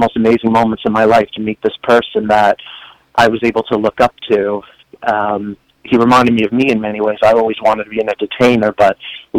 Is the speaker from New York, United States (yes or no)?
yes; New York City, New York, United States; moved away; because I'm originally from Staten Island like he is, and I'm also gay, and he called me his fellow gay Staten Islander